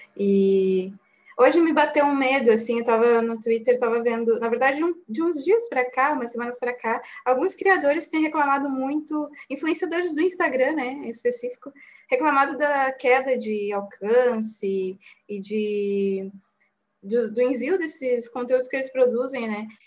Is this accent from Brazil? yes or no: yes; Bagé, Rio Grande do Sul, Brazil; nós três somos de Bagé